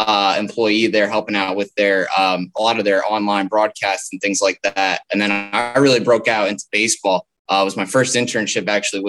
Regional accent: New Jersey, United States; I'm from the New Jersey area, so I always grew up really into the four major sports of Philadelphia.

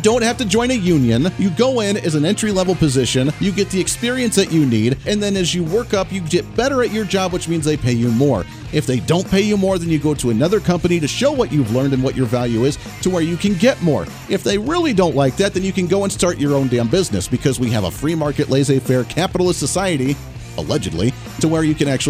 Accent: Ohio, United States; also born or lived in Colorado; Now, I grew up in Ohio originally. Then I grew up in Colorado and kind of bounced back and forth between the two.

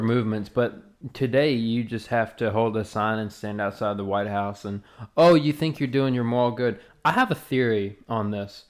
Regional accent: the South, Southern United States, United States; accent: Southern; us, like, Southern folks are. Like, I'm that way. My accent really comes out when I'm getting either passionate or mad as fuck.

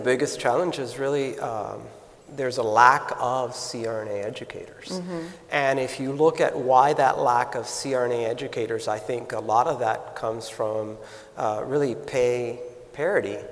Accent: South Florida, United States; also born or lived in Minnesota; I'm native. I was born and raised in South Florida

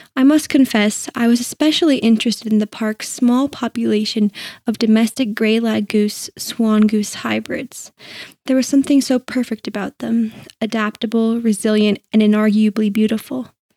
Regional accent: Boulder County, Colorado, United States; born and raised in Boulder County, Colorado

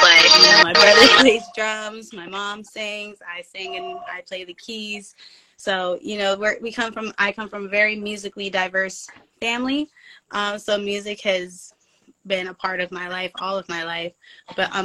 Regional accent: Philadelphia, Pennsylvania, United States; I'm from Philadelphia, Pennsylvania. But I represent in the Delaware County streets, which is the suburbs of Philadelphia.

